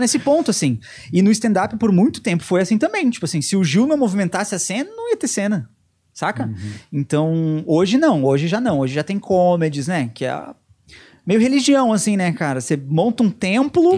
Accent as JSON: {"language": "Portuguese", "region": "Rio Grande do Sul", "country": "Brazil", "tie": "born or raised there", "moved": "yes", "said": "A gente aprende o hino do Rio Grande do Sul na escola"}